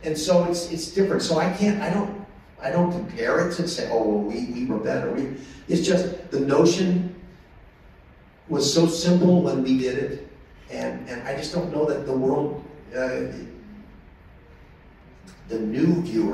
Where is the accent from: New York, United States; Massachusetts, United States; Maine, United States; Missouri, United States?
Missouri, United States; St. Louis; moved away; I'm from St. Louis. My mom's in St. Louis